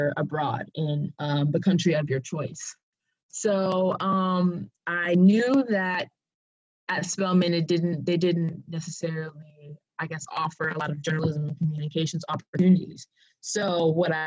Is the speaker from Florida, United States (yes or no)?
yes; Coral Springs, Florida, United States; moved away as an adult; now in Atlanta, United States; I am originally from Coral Springs, Florida